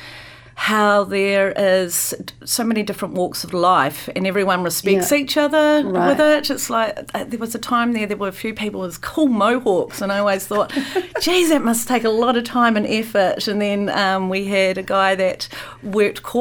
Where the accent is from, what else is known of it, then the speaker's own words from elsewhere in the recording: Christchurch, Canterbury, New Zealand; now in Wellington, New Zealand; I come from Christchurch, where there used to be quite a lot of malls down there